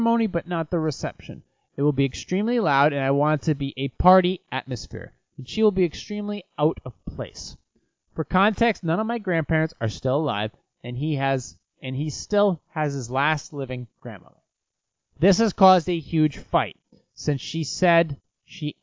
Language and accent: English; United States